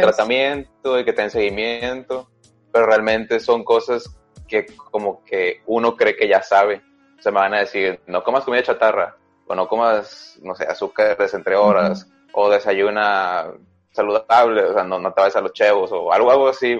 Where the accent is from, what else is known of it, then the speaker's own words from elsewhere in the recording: Sinaloa, Mexico; la UAS es la Universidad Autónoma de mi estado.